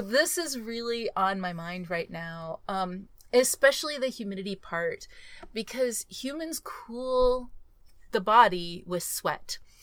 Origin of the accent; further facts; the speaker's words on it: Texas, United States; I grew up in Texas